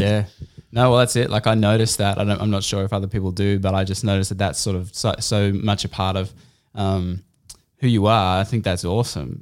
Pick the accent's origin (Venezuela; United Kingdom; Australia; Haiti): Australia; Canberra, Australian Capital Territory; moved away; I grew up in Canberra.